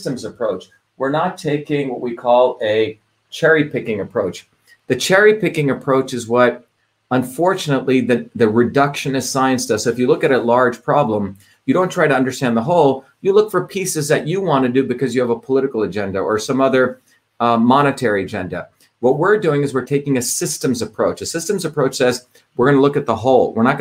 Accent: India; moved away; as a child growing up in India

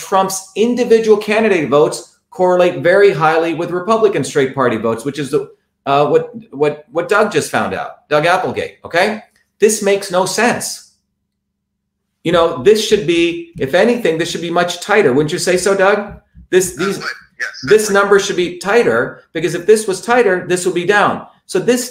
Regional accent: India; I'm from India

